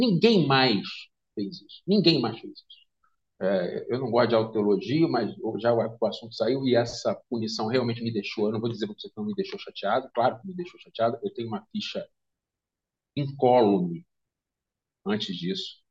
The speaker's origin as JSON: {"language": "Portuguese", "region": "Rio de Janeiro", "country": "Brazil", "tie": "born or raised there", "said": "que eu sou carioca, e eu acompanhei desde criança"}